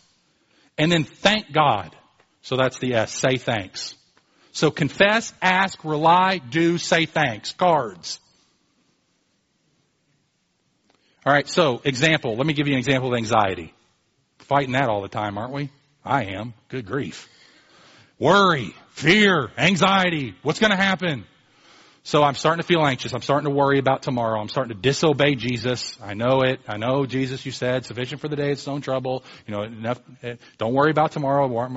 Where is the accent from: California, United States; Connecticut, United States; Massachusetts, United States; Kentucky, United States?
Kentucky, United States; Louisville; I grew up in Louisville as a Louisville Cardinals fan